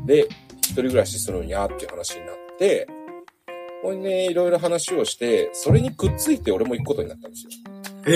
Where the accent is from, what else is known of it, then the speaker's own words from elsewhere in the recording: Kitanagoya, Aichi, Japan; 愛知県の北名古屋市っていうところが出身